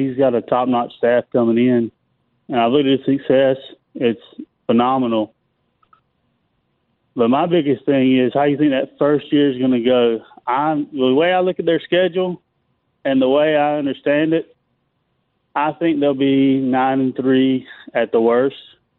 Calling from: North Carolina, United States; I'm calling from North Carolina.

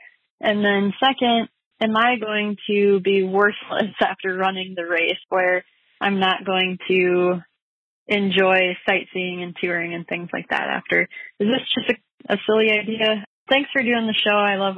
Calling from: Strawberry Point, Iowa, United States; I'm calling from Strawberry Point, Iowa.

